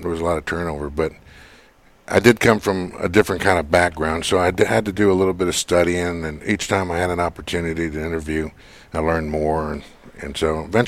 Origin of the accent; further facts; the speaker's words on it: Corpus Christi, Texas, United States; Corpus is my hometown